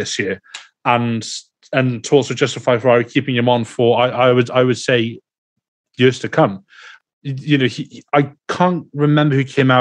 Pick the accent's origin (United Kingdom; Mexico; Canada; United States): United Kingdom; Wales; being Welsh